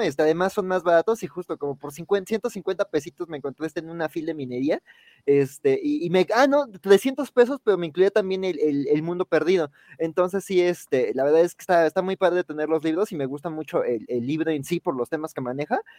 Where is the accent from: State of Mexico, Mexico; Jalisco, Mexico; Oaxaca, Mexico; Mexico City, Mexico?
Mexico City, Mexico; yo que soy de Xochimilco